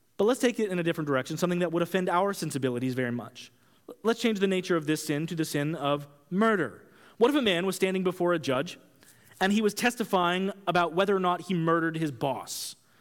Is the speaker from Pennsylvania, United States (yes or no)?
no; Kansas, United States; I grew up in Kansas